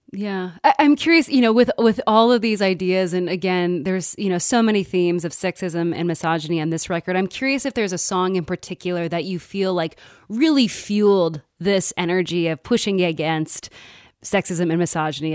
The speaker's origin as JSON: {"language": "English", "region": "Midwest", "country": "United States", "tie": "born or raised there", "said": "growing up in the Midwest"}